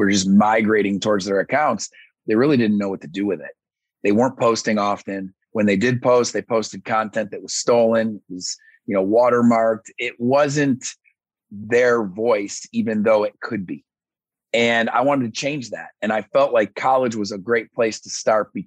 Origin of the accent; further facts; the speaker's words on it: Syracuse, New York, United States; moved away; also born or lived in Alabama; I'm from Syracuse, New York, and I ended up down in Alabama